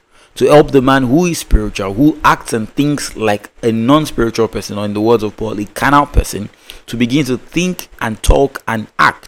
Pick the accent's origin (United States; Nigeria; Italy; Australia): Nigeria; Growing up in the Nigerian education system